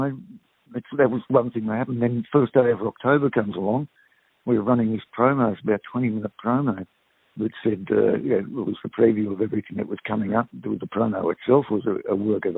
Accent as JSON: {"language": "English", "country": "Australia", "tie": "born or raised there", "said": "I grew up in a country town with Aboriginal friends at school, and my heroes in my hometown were three Aboriginal brothers"}